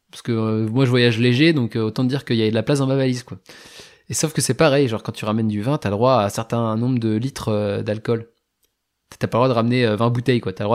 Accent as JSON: {"language": "French", "country": "France", "said": "ah ouais mais je suis français donc, je colonisateur."}